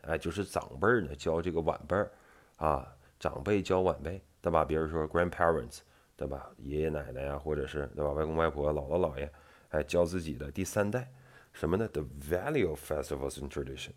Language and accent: Chinese; Northeast China, China; 我们东北人他就是有同样的一些特色在里面